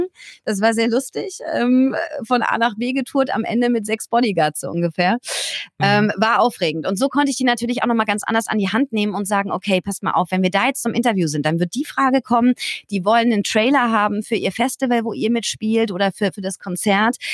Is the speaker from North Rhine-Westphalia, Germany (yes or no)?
no; Bühl, Baden-Württemberg, Germany; Ich bin in Bühl bei Baden-Baden aufgewachsen